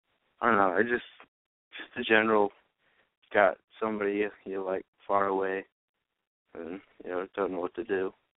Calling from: Rochester, New York, United States; I'm 17. I'm from New York, Rochester, New York.

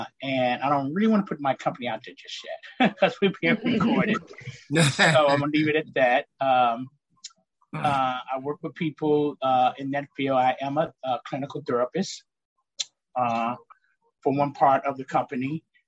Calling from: Midwest, United States; I'm coming from the Midwest, Illinois. Indiana area, Wisconsin, close Iowa.

